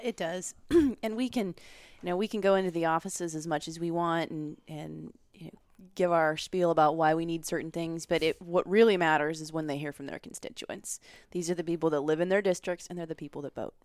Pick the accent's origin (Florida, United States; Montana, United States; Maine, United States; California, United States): Montana, United States; Beaverhead County; moved away as an adult; now in Washington, D.C., United States; I grew up in Beaverhead County in Montana